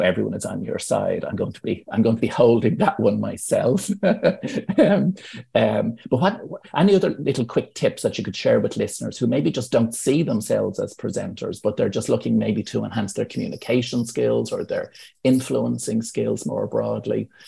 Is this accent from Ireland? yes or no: yes; Ireland; as Irish people